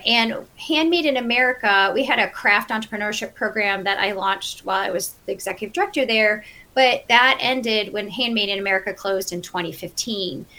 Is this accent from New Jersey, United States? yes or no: no; Cleveland, Ohio, United States; moved away as an adult; now in Western North Carolina, United States; I grew up in Cleveland, Ohio. I'm a Midwesterner, true at heart.